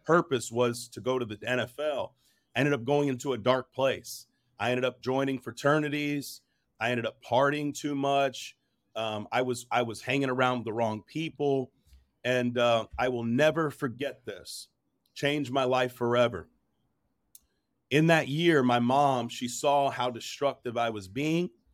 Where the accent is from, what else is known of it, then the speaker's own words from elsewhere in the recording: New Jersey, United States; also born or lived in New York; I was born in New Jersey, lived in New York for a little bit.